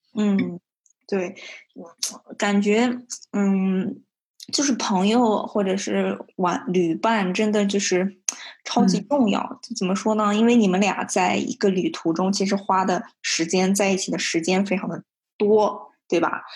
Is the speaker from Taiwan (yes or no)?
no; the Northwest, northwestern China, China; moved away as an adult; also born or lived in Hangzhou, Zhejiang; 我是从小在大西北长大，然后之后我去了浙江上学、杭州上学